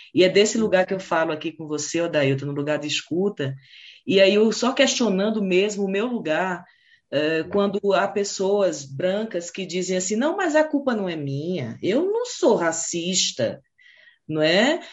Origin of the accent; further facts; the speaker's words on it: Pernambuco, Brazil; also born or lived in Ceará; sou natural do Ceará, sabe? Mas me criei em Pernambuco